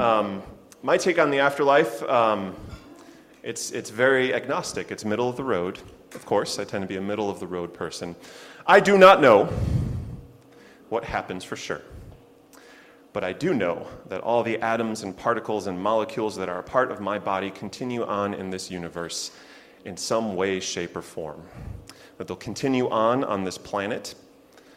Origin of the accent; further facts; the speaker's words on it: Chicago, Illinois, United States; now in Lexington, United States; my hometown of Chicago